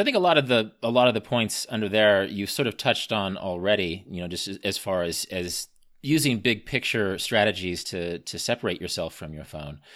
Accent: Midwest, United States; I grew up in the Midwest with the Jeffersonian grid system of roads

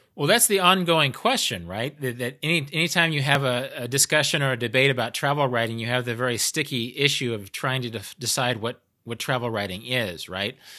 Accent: United States; I'm an American

